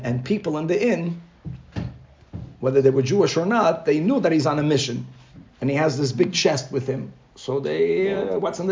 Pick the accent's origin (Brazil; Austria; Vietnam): Brazil; moved away; I grew up in Brazil